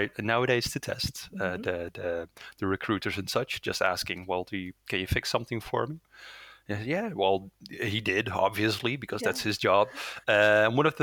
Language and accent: English; Netherlands; first language Dutch; English is a second language; I'm born and raised in the Netherlands, so my primary language is Dutch